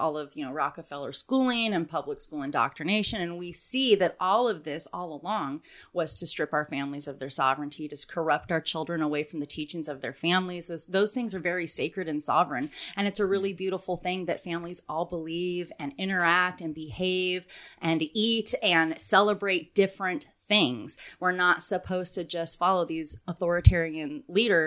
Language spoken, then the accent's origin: English; California Bay Area, United States; I grew up in the California Bay Area